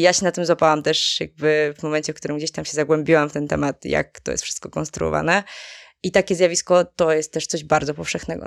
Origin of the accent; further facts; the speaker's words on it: Żywiec, Silesian Voivodeship, Poland; moved away; pochodzę z, z południa, z okolicy Żywca konkretnie